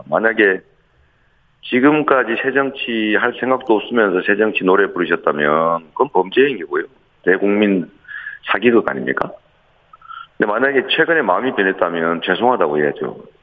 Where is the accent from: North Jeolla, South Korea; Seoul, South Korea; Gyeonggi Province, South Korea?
Gyeonggi Province, South Korea; Seongnam; 더군다나 저는 성남 사람이었다가 경기도 사람이었다가